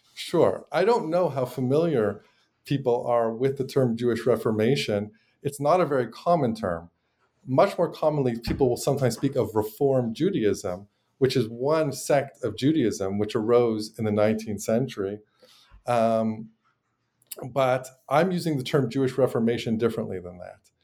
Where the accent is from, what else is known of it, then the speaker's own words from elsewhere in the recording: Montreal, Quebec, Canada; moved away as an adult; now in United States; but I'm originally from Montreal.